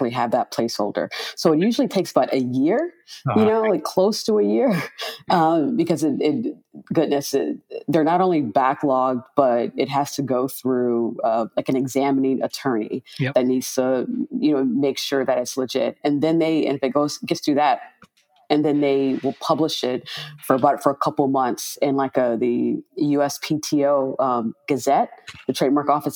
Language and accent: English; Miami, Florida, United States; In high school, I I'm from Miami, interned at the local autopsy office, medical examiner's office in Dade County.